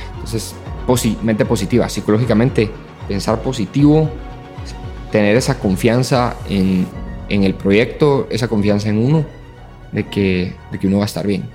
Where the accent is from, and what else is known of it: Guatemala